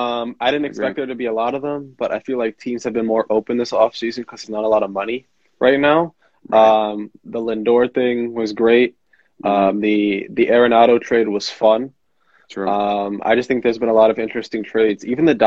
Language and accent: English; New York City, New York, United States; now in upstate New York, United States; I'm from Manhattan.